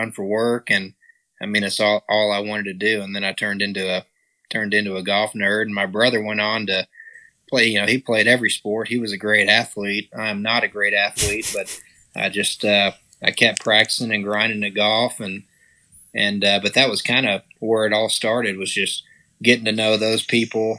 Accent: Texas, United States; accent: Texas drawl; also born or lived in Hallsville, Texas; I grew up in West Texas, Southwest Texas. My dad was in oil and gas, so we bounced around. And so when I was, I guess, in fourth grade, we moved up to East Texas

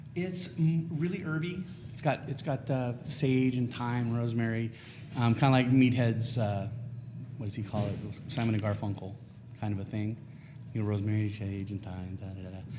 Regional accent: California, United States; I'm from California

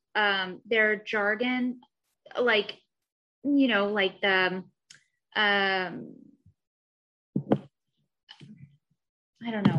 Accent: Missouri, United States; moved away as an adult; now in Southern California, United States; I'm also from Missouri originally

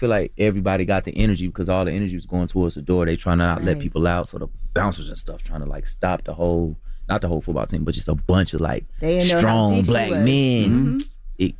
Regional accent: Atlanta, Georgia, United States; Yeah, I'm from Atlanta.

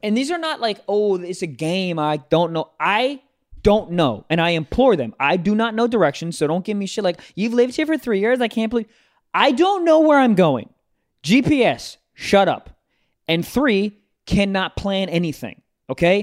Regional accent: Maryland, United States; my home state of Maryland

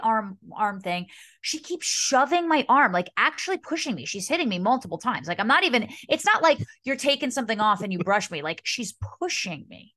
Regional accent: Montclair, New Jersey, United States; Montclair, my hometown, is just like Halloween was such a big part of my childhood

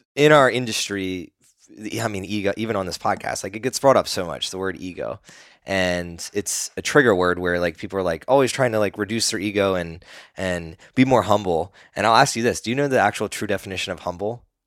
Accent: East Coast, United States; growing up on the East Coast

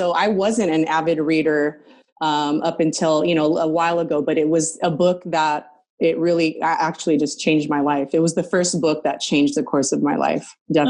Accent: Southern California, United States; Southern California. I don't know if you know. I'm about an hour east of Los Angeles.

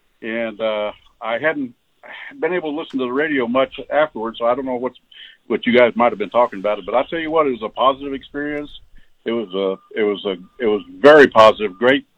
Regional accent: San Antonio, Texas, United States; now in Brunswick, United States; I'm calling you from Brunswick, Maine. I'm a native Texan, born and raised down there. Grew up most of my life on the south side of San Antonio.

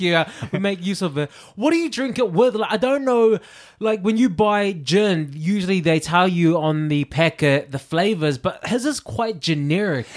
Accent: New Zealand; I'm from New Zealand

